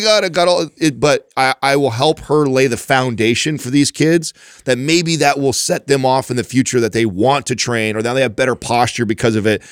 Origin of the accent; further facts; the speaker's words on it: Modesto, California, United States; also born or lived in Oakdale / Turlock; I grew up in Modesto, Oakdale, Turlock, that, all that stomping ground over there.